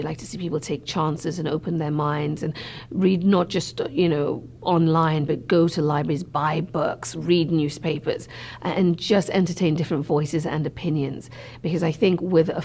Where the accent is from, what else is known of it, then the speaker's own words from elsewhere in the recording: Sierra Leone; moved away; also born or lived in Cambridge; Growing up in Sierra Leone, there was a public library there